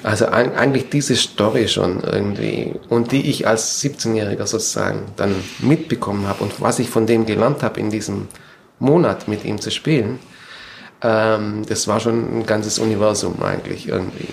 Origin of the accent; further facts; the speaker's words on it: Germany; moved away as an adult; also born or lived in Stuttgart; now in United States; bin ich auch eigentlich aus Deutschland weg